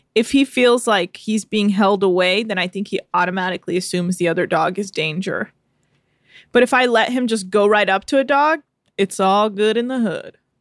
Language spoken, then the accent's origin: English; United States; I was born in America.